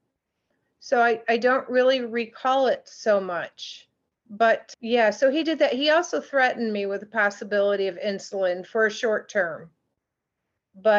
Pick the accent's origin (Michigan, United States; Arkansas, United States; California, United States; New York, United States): Michigan, United States; Grand Rapids; moved away as an adult; now in Traverse City, United States; I was born and raised in West Michigan. I am now up in the beautiful area of Traverse City, near that area, but was raised in the Grand Rapids area.